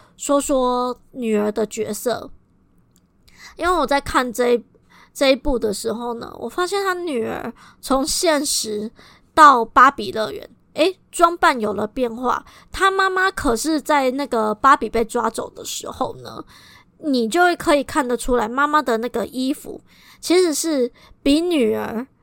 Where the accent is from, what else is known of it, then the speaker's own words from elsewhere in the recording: Kaohsiung, Taiwan; 我们高雄人最爱分南北